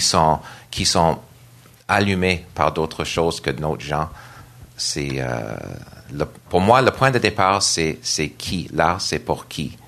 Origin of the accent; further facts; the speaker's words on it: Nova Scotia, Canada; French is a second language; moved away as an adult; now in Montreal, Canada; je suis d'origine de Nouvelle-Écosse